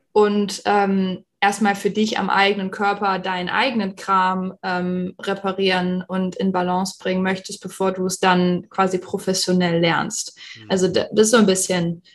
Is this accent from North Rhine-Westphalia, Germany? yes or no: yes; Düsseldorf, North Rhine-Westphalia, Germany; moved away as an adult; also born or lived in Arizona, United States; now in Phoenix, United States; ich bin ursprünglich aus Düsseldorf, ich hatte auch dort meine Praxis